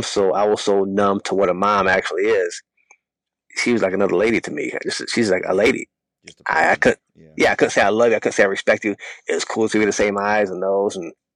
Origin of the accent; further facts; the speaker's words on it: United States; I saw nothing positive about being African American.